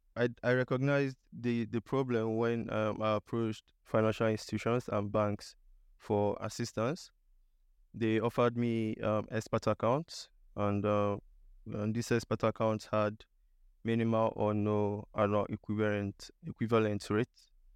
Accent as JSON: {"language": "English", "region": "eastern Nigeria", "country": "Nigeria", "tie": "born or raised there", "also_born_or_lived": "India / South Shields / Liverpool, United Kingdom", "moved": "as an adult", "lives_now": "United Kingdom", "said": "I'm originally from Nigeria. I was born in Nigeria in, um, the eastern part of Nigeria. I completed my higher education in Nigeria as well."}